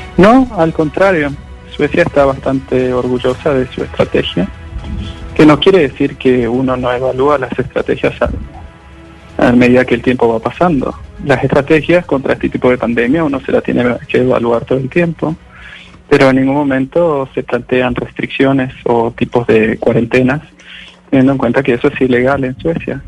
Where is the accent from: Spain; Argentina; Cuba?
Argentina; now in Sweden; yo soy argentino, tengo toda mi familia en Argentina